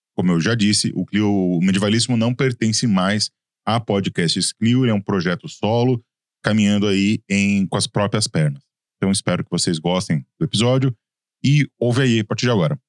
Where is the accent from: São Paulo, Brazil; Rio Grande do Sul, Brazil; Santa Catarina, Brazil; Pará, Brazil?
São Paulo, Brazil; accent: paulista; o meu sotaque de paulista me complica às vezes